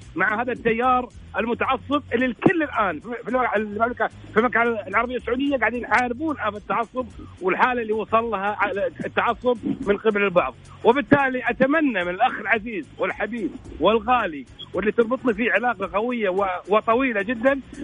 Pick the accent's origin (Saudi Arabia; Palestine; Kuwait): Kuwait; عندنا في الكويت